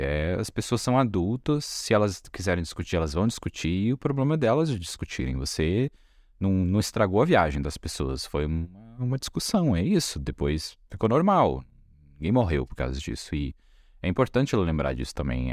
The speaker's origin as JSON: {"language": "Portuguese", "country": "Brazil"}